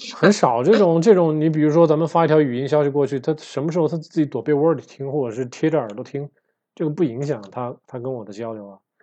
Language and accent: Chinese; Wuhan, Hubei, China; 我也算是北方人嘛，这个小时候在武汉长大，就是吃面长大的呀